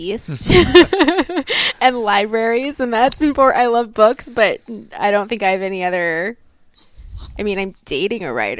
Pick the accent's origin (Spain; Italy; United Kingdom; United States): United States; Los Angeles, California; Born and raised in Los Angeles, California girl.